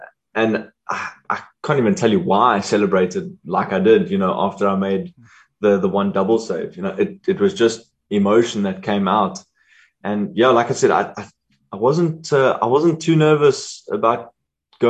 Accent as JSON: {"language": "English", "country": "South Africa", "said": "as South African hockey players, not being full-time hockey players"}